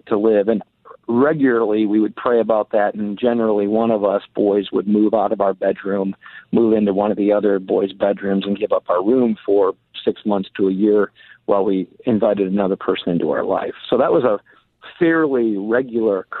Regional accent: Muskegon, Michigan, United States; moved away as an adult; also born or lived in Deerfield, Illinois; now in Seattle, United States; I grew up in Michigan, Muskegon, Michigan, not too far from Grand Rapids, Michigan

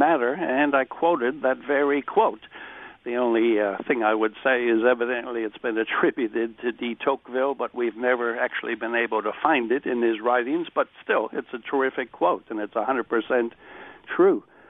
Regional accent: United States; as an American

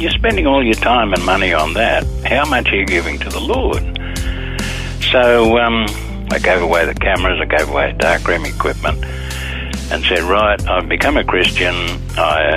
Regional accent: Sydney, New South Wales, Australia; I was born in Bexley in Sydney, 1931, so that gives the age away. Went to a Bexley public school

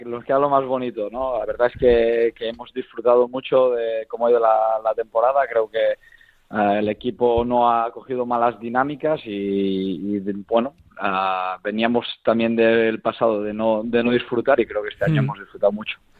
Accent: Lleida, Catalonia, Spain; yo soy nacido aquí en Lleida

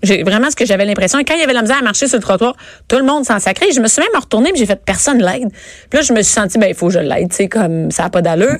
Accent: Rosemère, Quebec, Canada; je viens de Rosemère

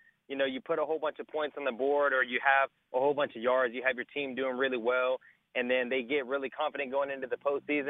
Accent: Houston, Texas, United States; I'm from Houston.

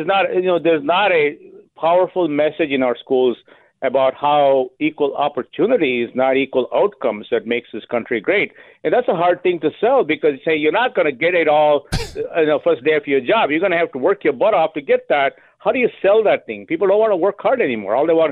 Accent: India; English is a second language; moved away as an adult; now in United States

